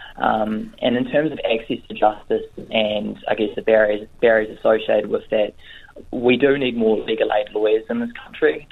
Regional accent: Northland, New Zealand; also born or lived in Canterbury; I'm originally from Northland. I grew up here. Um, I went to high school here

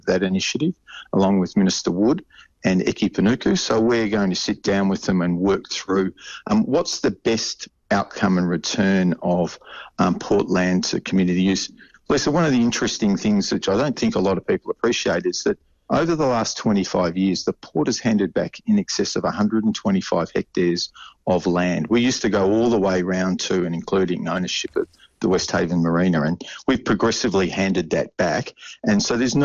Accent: Australia; moved away as an adult; now in Auckland, New Zealand; as an Australian who's migrated here

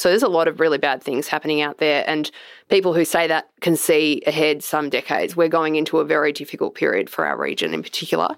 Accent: Australia; as an Australian

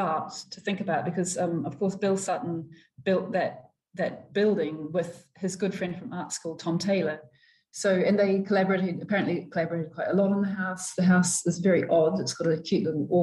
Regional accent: New Plymouth, Taranaki, New Zealand; I was born in New Plymouth

